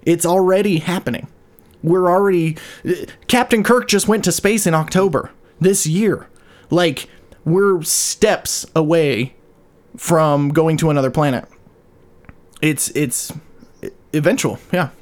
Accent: Juab County, Utah, United States; I grew up in Juab County

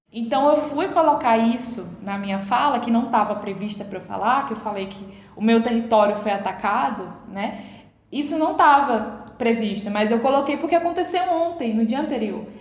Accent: Coroa Vermelha, Bahia, Brazil; minha aldeia Coroa Vermelha

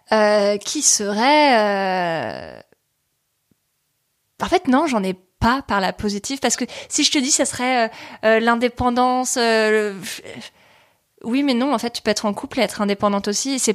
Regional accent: Paris, Île-de-France, France; Née à Paris, quoi, genre euh, la vraie.

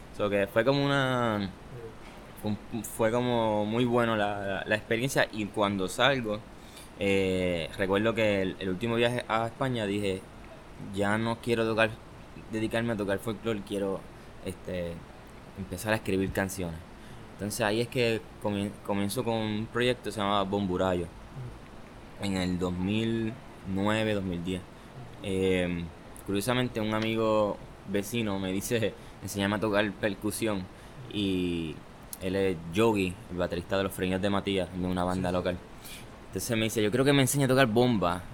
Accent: Añasco, Puerto Rico; also born or lived in Aguadilla, Puerto Rico; now in Mayagüez, Puerto Rico; de Añasco, pero este, siempre he dicho que soy adoptivo de Aguadilla y de Mayagüez

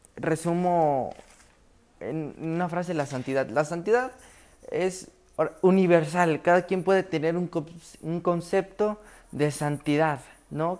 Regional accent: Villa Hidalgo, Jalisco, Mexico; yo en mi comunidad soy de Jalisco, Villa Hidalgo, Villa Hidalgo, Jalisco, en mi comunidad

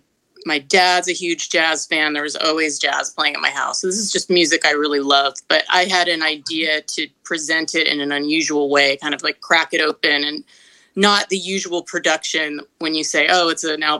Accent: Berkeley, California, United States; also born or lived in Manhattan, New York; now in Los Angeles, United States; I lived there till I was a little girl and moved to Berkeley, California when I was about 5.

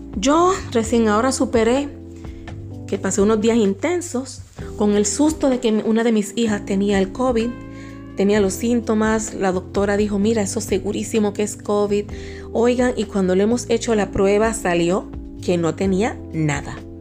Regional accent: Puerto Rico; accent: boricua; now in Dominican Republic; mi acento boricua, que generalmente lo tengo un poquito más escondido

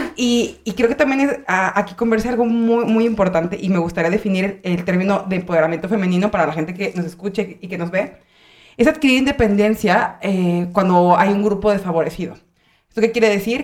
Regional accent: Michoacán, Mexico; moved away as an adult; also born or lived in Mexico City; now in Monterrey, Mexico; yo soy de Michoacán

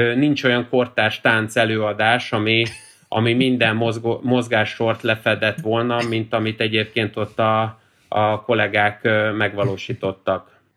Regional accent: Budapest, Hungary; én is itt a Ferencvárosban, amikor fölnőttem

